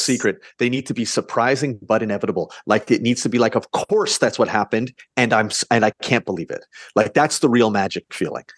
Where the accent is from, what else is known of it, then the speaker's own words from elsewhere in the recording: Canada; we're Canadian